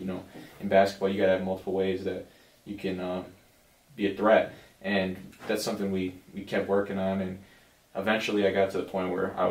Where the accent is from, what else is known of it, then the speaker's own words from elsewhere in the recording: Kenosha, Wisconsin, United States; I'm growing up in Kenosha my whole life